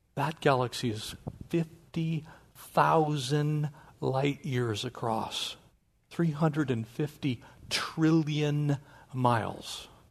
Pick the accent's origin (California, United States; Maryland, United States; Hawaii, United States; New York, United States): California, United States; North San Diego County; I grew up in North San Diego County.